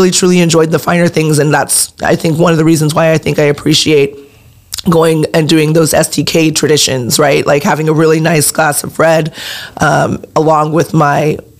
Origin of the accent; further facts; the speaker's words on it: San Pedro, California, United States; So I actually, when I was 3, I believe we moved to San Pedro